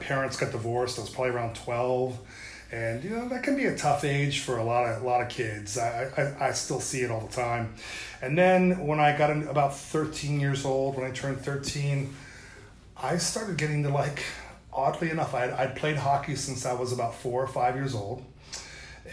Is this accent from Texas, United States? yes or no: no; St. Clairsville, Ohio, United States; now in James Island, United States; a small place called St. Clairsville, Ohio